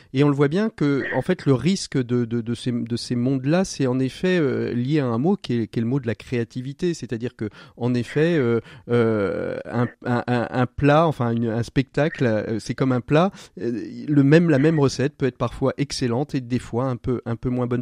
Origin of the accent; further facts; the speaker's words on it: Angers, Pays de la Loire, France; je suis originaire à Ville d'Angers, je la connais un petit peu